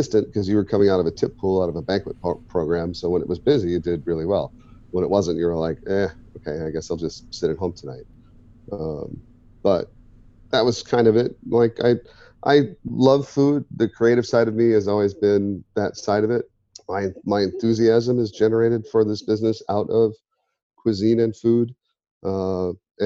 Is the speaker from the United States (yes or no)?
yes; Midwest, United States; moved away; Growing up in the Midwest